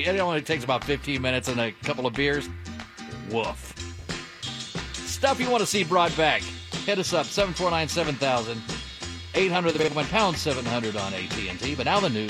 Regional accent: Dayton, Ohio, United States; born or raised there

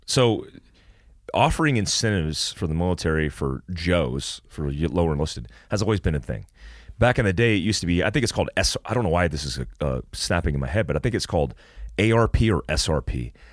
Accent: Florida, United States; when I played basketball as a young kid growing up in Florida with all black kids

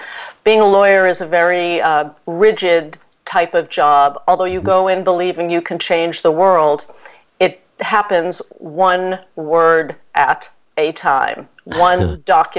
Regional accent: Boston, Massachusetts, United States; also born or lived in Brookline, Massachusetts; I grew up in Jamaica Plain, Massachusetts, mm-hmm. and Brookline, Massachusetts

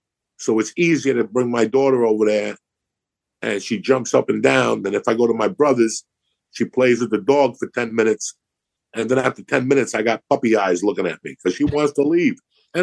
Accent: New Jersey, United States; moved away; also born or lived in Colorado / New York / Los Angeles; When I grew up in New Jersey

